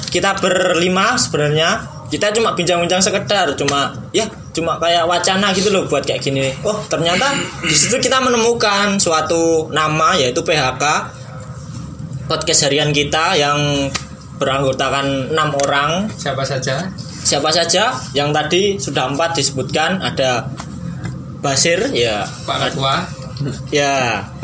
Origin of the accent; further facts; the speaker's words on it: Bekasi, West Java, Indonesia; accent: Javanese; also born or lived in Kebumen; perkenalin … uh, dari Bekasi kelahirannya Kebumen lumayan jauh uh, gimana ya teman-teman kalau denger logatku lebih ke Jawa karena aku emang lama di Jawa gitu